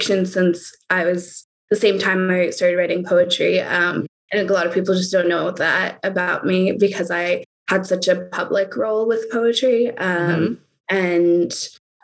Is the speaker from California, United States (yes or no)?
yes; Oakland, California, United States; I'm from Oakland, California.